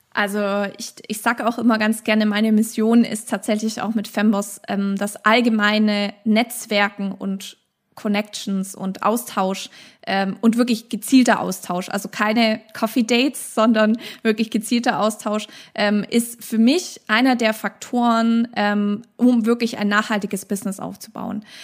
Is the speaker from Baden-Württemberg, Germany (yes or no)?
yes; Stuttgart, Baden-Württemberg, Germany; bei uns in Stuttgart